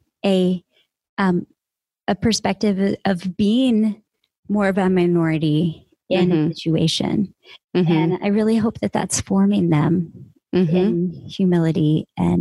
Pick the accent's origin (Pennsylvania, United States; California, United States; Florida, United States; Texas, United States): Texas, United States; now in San Francisco, United States; I'm in San Francisco. I've been here for 9 years. I'm originally from Texas.